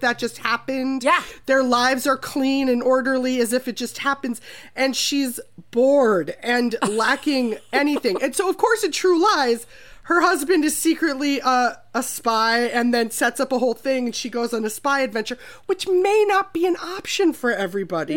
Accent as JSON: {"language": "English", "region": "Minnesota", "country": "United States", "said": "I'm also from Minnesota"}